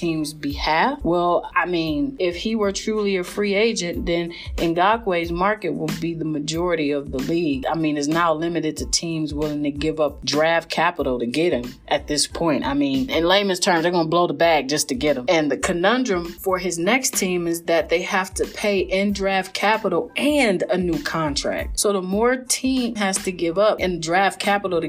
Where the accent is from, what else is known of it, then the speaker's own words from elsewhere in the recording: Cleveland, Ohio, United States; I am a Cleveland girl